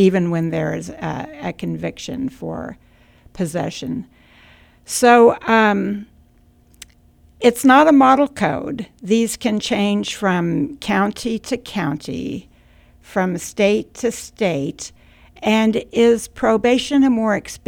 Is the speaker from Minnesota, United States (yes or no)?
no; Kansas, United States; I'm from Kansas